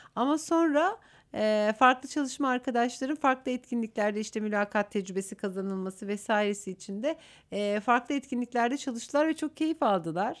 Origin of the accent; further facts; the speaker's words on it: Aksaray Province, Turkey; moved away as an adult; now in Istanbul, Turkey; E, Aksaraylıyım. E, ilkokul, ortaokul ve liseyi orada okudum.